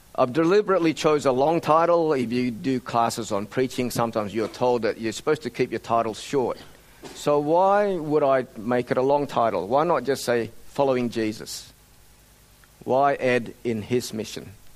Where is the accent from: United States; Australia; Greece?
Australia; also born or lived in Indonesia; At the age of 10, our family emigrated to Australia